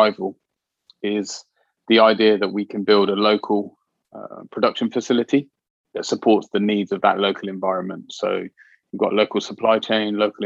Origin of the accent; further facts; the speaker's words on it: Oxford, South East England, United Kingdom; I grew up in Cowley, not far from the BMW plant, which was once Morris Motors